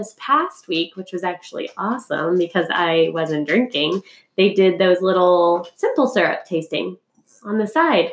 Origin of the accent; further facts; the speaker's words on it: Arkansas, United States; moved away; also born or lived in Missouri; You still can't buy anything on Sundays in my hometown. Go Arkansas